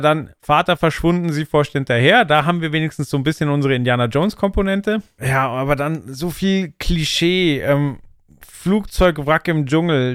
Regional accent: Germany; ich als Deutscher

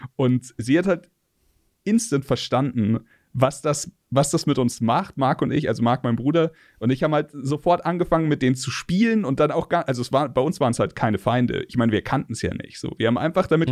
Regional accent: Munich, Bavaria, Germany; ich bin geboren 84 in München

